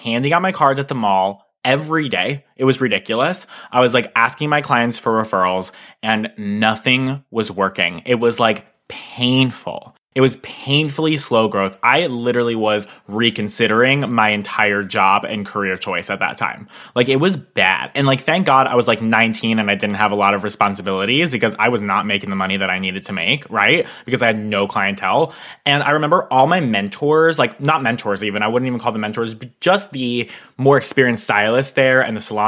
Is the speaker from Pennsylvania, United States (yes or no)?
yes; Pennsylvania, United States; move an hour and a half away from my hometown